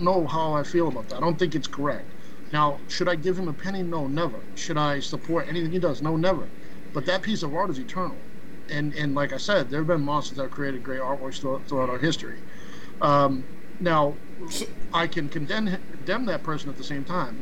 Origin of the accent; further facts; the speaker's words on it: Boston, Massachusetts, United States; moved away as an adult; now in Florida, United States; I live in Florida, but I'm from Boston. I grew up in Grove Hall on Castle Gate Road